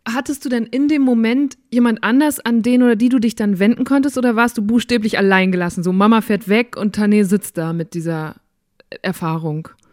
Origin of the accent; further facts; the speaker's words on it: Borken, North Rhine-Westphalia, Germany; Ich komme aus Borken